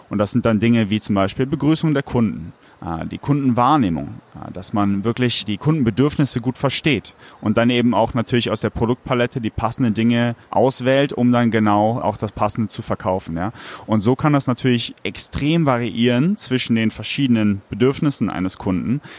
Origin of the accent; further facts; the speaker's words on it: Cologne, North Rhine-Westphalia, Germany; bin eben auch gebürtiger Kölner